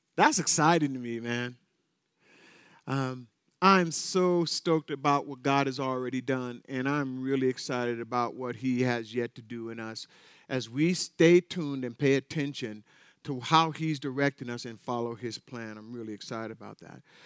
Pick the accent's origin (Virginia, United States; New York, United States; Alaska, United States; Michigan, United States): Alaska, United States; North Pole; I was raised in North Pole, Alaska